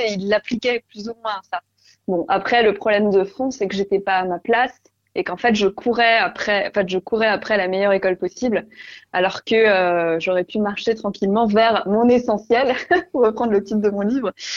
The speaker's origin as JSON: {"language": "French", "area": "Alsace", "region": "Grand Est", "country": "France", "tie": "born or raised there", "also_born_or_lived": "Paris", "moved": "as an adult", "said": "la maison où j'ai grandi en Alsace"}